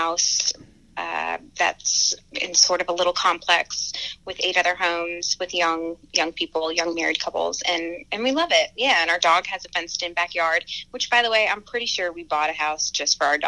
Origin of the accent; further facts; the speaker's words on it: Honesdale, Pennsylvania, United States; my hometown Honesdale is like. It's like 4,000 people and small, and it's, you know, rural, so it's very woodsy